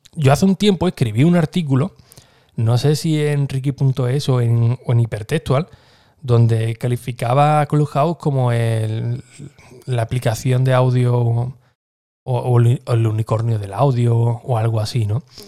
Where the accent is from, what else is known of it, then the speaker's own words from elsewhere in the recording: Écija, Andalusia, Spain; uno de ellos era de mi pueblo, era de, de, Éfija también